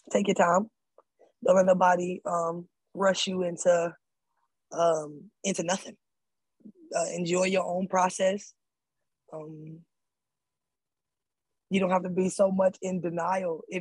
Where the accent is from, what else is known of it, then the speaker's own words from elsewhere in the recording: Atlanta, Georgia, United States; I'm from Atlanta.